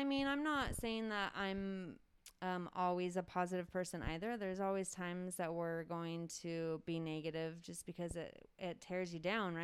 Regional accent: Mariposa, California, United States; Growing up here, I was very excited to get out

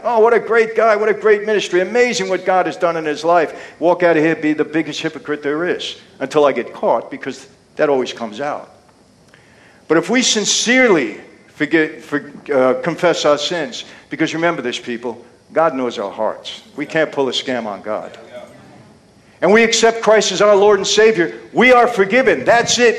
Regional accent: New York City, New York, United States; also born or lived in Long Island, New York; when I was a kid growing up in Brooklyn, later on Long Island

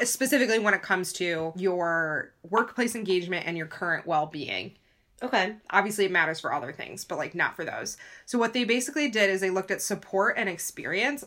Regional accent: United States; we're American, we went through the American system

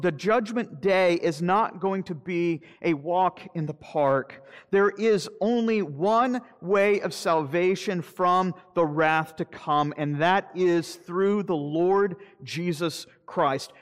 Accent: Florida, United States; I'm from Florida

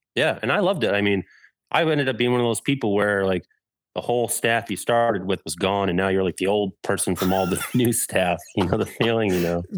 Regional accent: Massachusetts, United States; moved away as an adult; also born or lived in Orlando, Florida; now in Chicago, United States; my home, Massachusetts

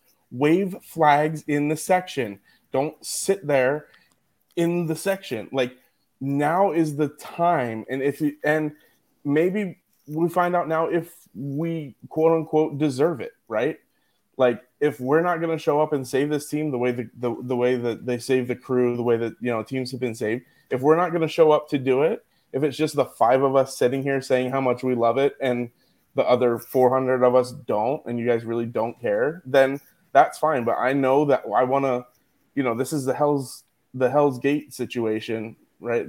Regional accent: Philadelphia, Pennsylvania, United States; now in San Diego, United States; I'm from Philly.

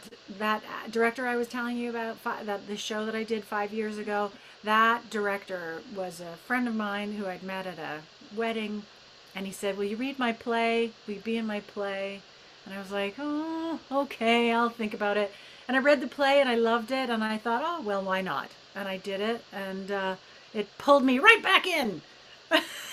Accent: Edmonton, Alberta, Canada; moved away; also born or lived in Toronto / United Kingdom; I grew up in Edmonton, Alberta

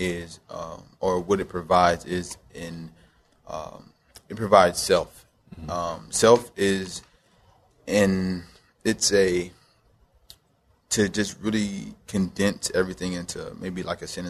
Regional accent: Knoxville, Tennessee, United States; also born or lived in Nuremberg, Germany; I was born in Nuremberg, Germany. I was raised in Knoxville, Tennessee

